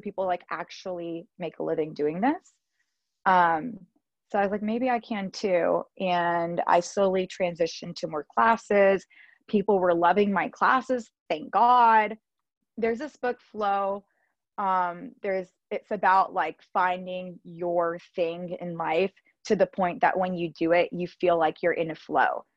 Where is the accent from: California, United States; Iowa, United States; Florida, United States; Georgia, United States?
Georgia, United States; moved away as an adult; also born or lived in Los Angeles / Spain; now in Miami, United States; I'm from Georgia, born and raised in Georgia